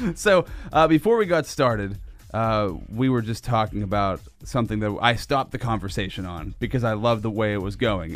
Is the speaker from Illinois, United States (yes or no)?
no; Sinking Valley, Pennsylvania, United States; I grew up in Sinking Valley when I was a kid, and, uh, Sinking Valley was all country land.